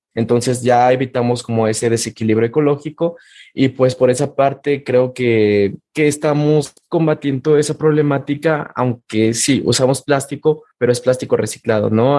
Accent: Mexico

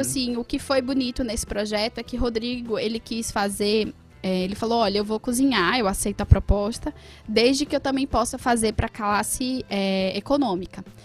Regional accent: Agreste, Northeast Brazil, Brazil; Eu sou do Agreste

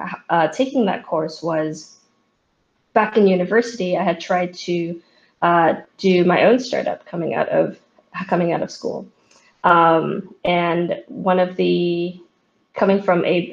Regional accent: San Francisco, California, United States; back in San Francisco, my hometown

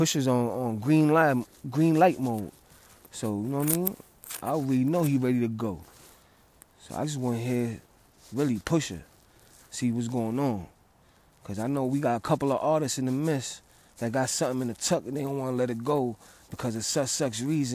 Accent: New York City, New York, United States; I'm from the Bronx

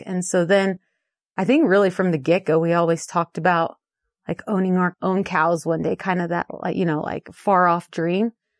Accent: Chico, California, United States; also born or lived in San Francisco; So, I was born in San Francisco, and then we moved to Chico when I was 8.

